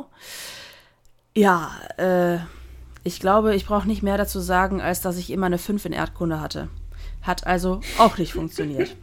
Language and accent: German; Germany; also born or lived in Netherlands; ich bin ja gebürtige Niederländerin. Ich bin mit anderthalb Jahren nach Deutschland gezogen